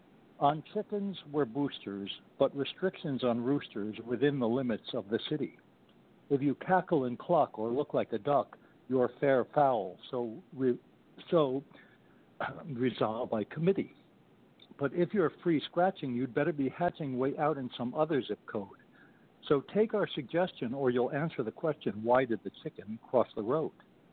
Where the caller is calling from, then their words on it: Stanwood, Washington, United States; I'm calling from Stanwood, Washington.